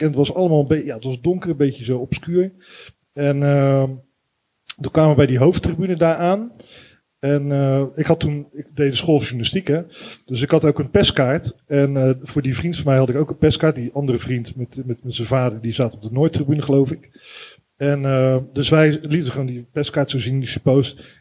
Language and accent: Dutch; Rotterdam, South Holland, Netherlands; Ik kom uit Rotterdam, uit het westen van het land